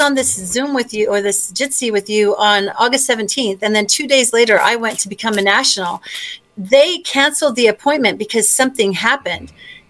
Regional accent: South Africa; born there; And he's a U.S. national, but I'm not. He right. was born in Australia. I was born in South Africa.

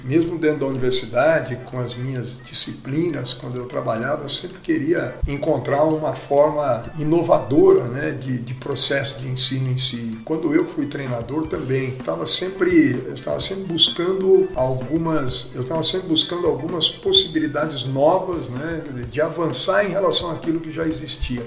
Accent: Araraquara, São Paulo, Brazil; moved away; also born or lived in Bauru; Nasci em Bauru, mas moro em Araraquara desde sempre. E depois fomos para São Paulo

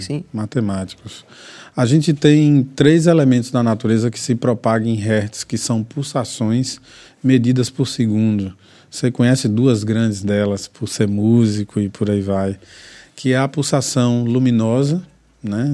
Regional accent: interior of Bahia, Brazil; also born or lived in São Caetano do Sul, São Paulo; nasci em São Caetano do Sul, em São Paulo, mas que fui criado no interior da Bahia

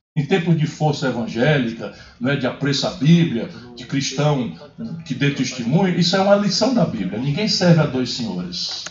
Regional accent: Ceará, Brazil; also born or lived in Pindamonhangaba, São Paulo; fui criado no Ceará, mas nasci, meu umbigo foi enterrado aqui no interior de São Paulo.

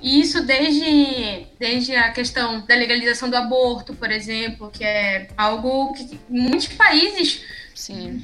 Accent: Amapá, Brazil; sou amapaense, aqui do extremo norte do Brasil

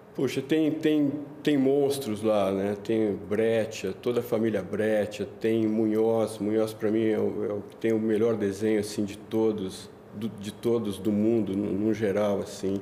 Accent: São Paulo, Brazil; also born or lived in Itaim Paulista, São Paulo / Tatuapé, São Paulo; Eu nasci na Vila Mariana, é, morei perto do, do aeroporto ali

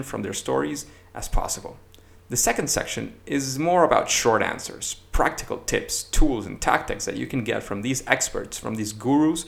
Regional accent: Caracas, Capital District, Venezuela; moved away as an adult; now in Madrid, Spain; I was born in May 9th in Caracas, in Venezuela, where I graduated as a software engineer and later got my MBA

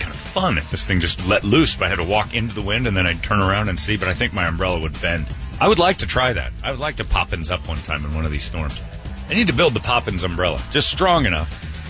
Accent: Hoboken, New Jersey, United States; In Jersey, we ain't got those. They're called cactus. Yeah, we ain't got those in Jersey. I grew up in Hoboken.

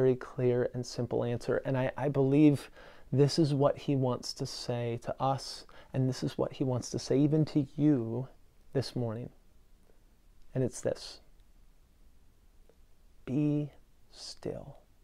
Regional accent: Western Washington, United States; I grew up in Western Washington, Washington State

